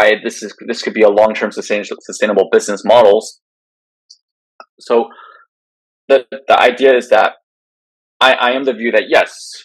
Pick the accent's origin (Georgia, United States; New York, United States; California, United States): California, United States; my home state of California